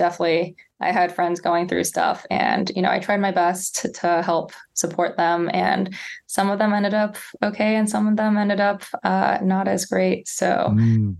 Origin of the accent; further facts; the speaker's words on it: San Jose, California, United States; also born or lived in Palo Alto, California / Princeton, New Jersey; So I'm from the Bay Area. So I grew up in San Jose, Palo Alto in the Bay Area